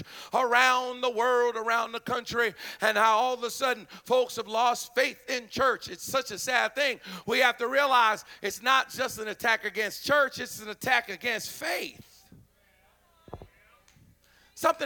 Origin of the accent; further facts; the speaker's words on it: Philadelphia, Pennsylvania, United States; I'm from Philly.